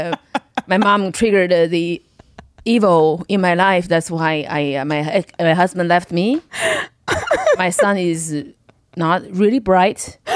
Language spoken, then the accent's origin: English; China; English is a second language; moved away as an adult; also born or lived in Kentucky, United States / Los Angeles, United States; now in United States; I was born in China in the 90s.